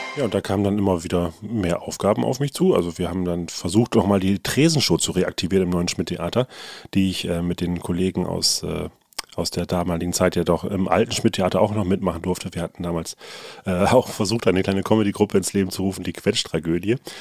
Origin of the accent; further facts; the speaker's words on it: Nordenham, Lower Saxony, Germany; bei uns in Nordenham